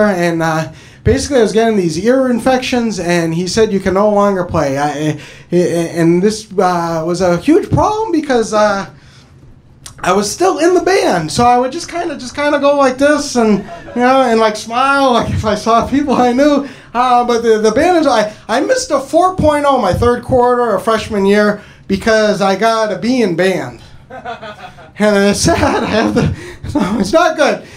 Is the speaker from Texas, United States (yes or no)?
no; New Hampshire, United States; moved away; I'm originally from New Hampshire